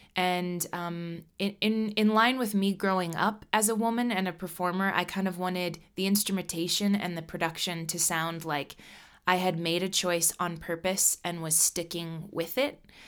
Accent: Nebraska, United States; also born or lived in Colorado; now in Minneapolis, United States; I am from Nebraska. My family are hard working Midwesterners.

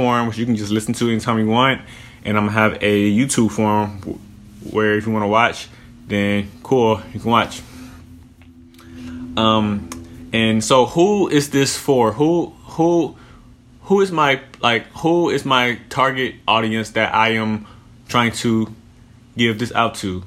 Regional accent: Houston, Texas, United States; now in Phoenix, United States; I'm from Houston. I'm 25 years old. Right now I live in Phoenix, Arizona

